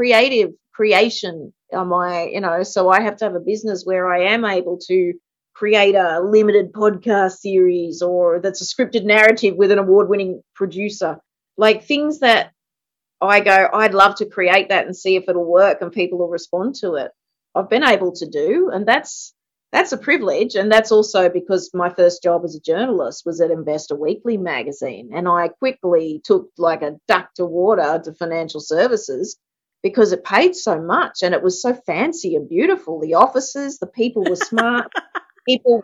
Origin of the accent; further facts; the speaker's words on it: Gunnedah, New South Wales, Australia; I grew up in Gunnedah